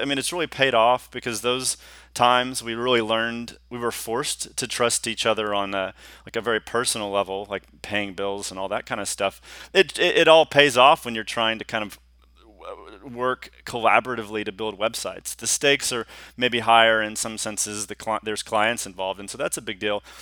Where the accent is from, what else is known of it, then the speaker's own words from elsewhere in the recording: Houston, Texas, United States; also born or lived in Austin, Texas; I'm a native Texan. I was gr-, I grew up in Hous-, the Houston area